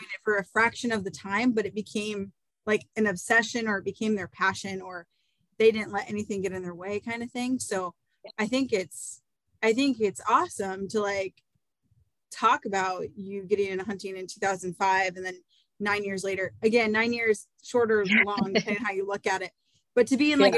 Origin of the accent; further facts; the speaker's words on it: Iowa, United States; growing up in Iowa